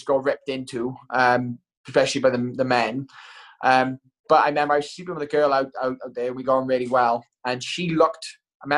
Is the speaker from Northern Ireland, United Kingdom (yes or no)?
no; Wales, United Kingdom; first language English; As a Welsh sort of citizen, I genuinely do wish I could speak Welsh